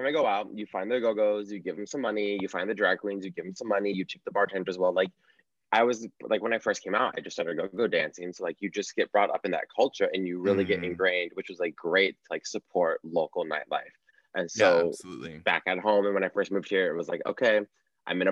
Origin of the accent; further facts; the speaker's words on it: San Francisco, California, United States; moved away as an adult; also born or lived in Los Angeles / San Diego; now in New York, United States; born and raised in California, San Francisco